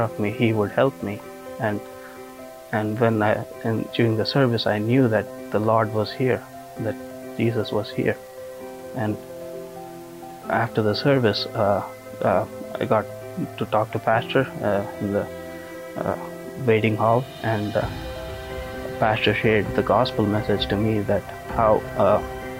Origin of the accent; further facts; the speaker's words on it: India; now in Hammond, United States; I was raised a Hindu in India